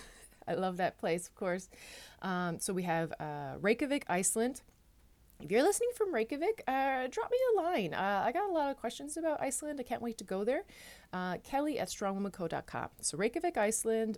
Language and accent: English; Newfoundland and Labrador, Canada; moved away as an adult; now in Netherlands